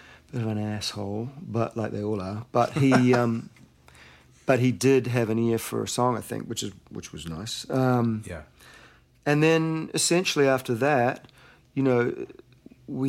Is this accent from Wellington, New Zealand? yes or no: no; Auckland, New Zealand; moved away as an adult; now in Santa Monica, United States; my hometown there and wandering up and down Ponsonby Road